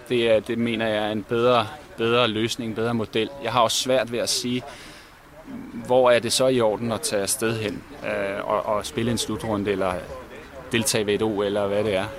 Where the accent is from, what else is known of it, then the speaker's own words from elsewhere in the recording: Denmark; vi som danskere